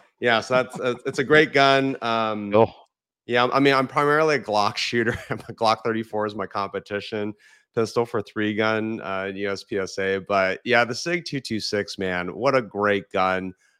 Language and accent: English; California, United States; when I was growing up in California.